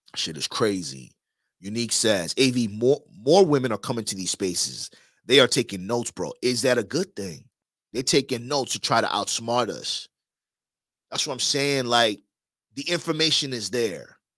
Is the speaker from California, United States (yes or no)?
no; New York, United States; now in Miami, United States; I'm from New York too.